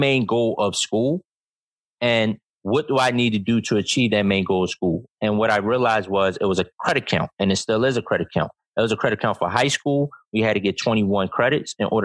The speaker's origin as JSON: {"language": "English", "town": "Philadelphia", "region": "Pennsylvania", "country": "United States", "tie": "born or raised there", "also_born_or_lived": "Delaware", "moved": "yes", "said": "I grew up in North Philadelphia"}